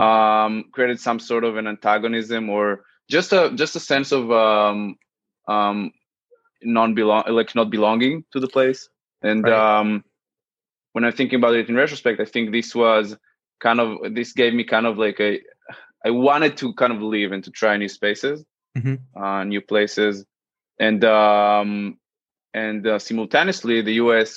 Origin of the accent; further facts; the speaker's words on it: Central District, Israel; moved away as an adult; now in New York, United States; I'm originally from Israel, as I mentioned, uh, the central area. I spent most of my life there, uh, okay. 21 years uh, in specific.